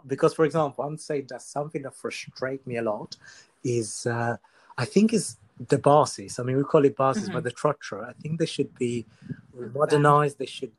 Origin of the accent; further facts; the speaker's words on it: Ghana; I'm a Ghanaian.